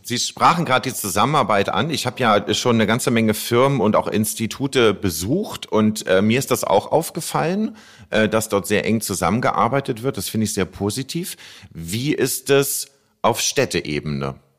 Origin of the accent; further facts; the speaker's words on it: Hamburg, Germany; als Hamburger